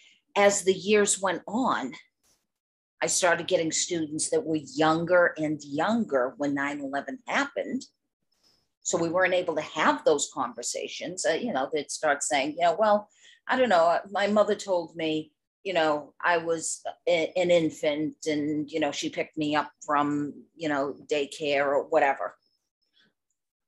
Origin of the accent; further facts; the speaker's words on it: Boston, Massachusetts, United States; I'm from the Boston area